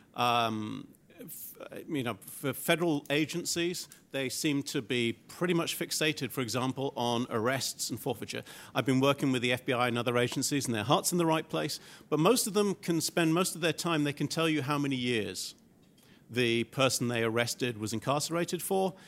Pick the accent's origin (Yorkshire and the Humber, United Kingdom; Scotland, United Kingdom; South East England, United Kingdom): Scotland, United Kingdom; Glasgow; my hometown in Glasgow, in Scotland